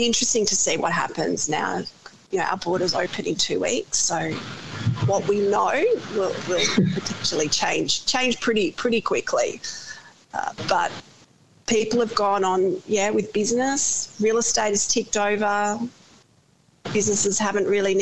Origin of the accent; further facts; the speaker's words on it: Hampton, Victoria, Australia; now in South Australia, Australia; growing up in Hampton, it was beautiful